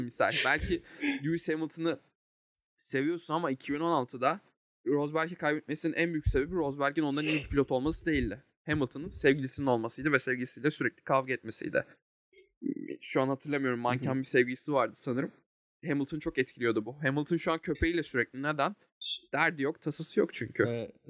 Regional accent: Turkey; biz de Ege Akdeniz kıyılarında bir Akdeniz insanıyız.

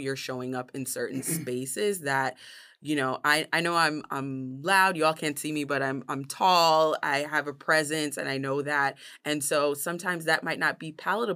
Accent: New York City, New York, United States; growing up in New York City and being the first American in my family

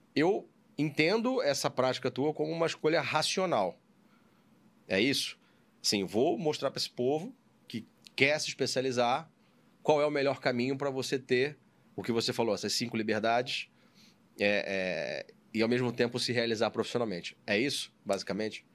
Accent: Rio de Janeiro, Brazil; also born or lived in São Paulo; eu sou do aqui do Rio de Janeiro, nascido e criado aqui

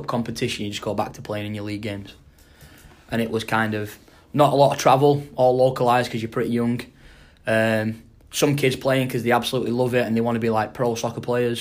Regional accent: Wigan, North West England, United Kingdom; moved away; I just kind of played for the local club in my area. So I'm from Wigan.

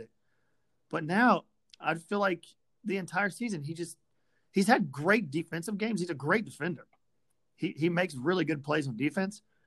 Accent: Memphis, Tennessee, United States; I'm from Memphis and all my friends are from Memphis

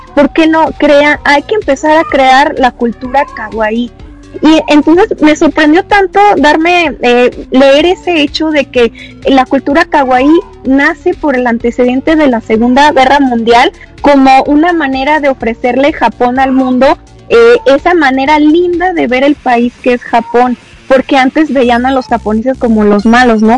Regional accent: Mexico; me di a conocer eh, tanto en mi país

